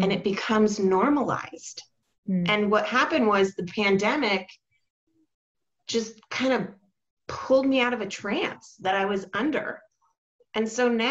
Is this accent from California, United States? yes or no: yes; Orange County, California, United States; also born or lived in Portland suburbs; now in Portland, United States; I was raised in Orange County, California.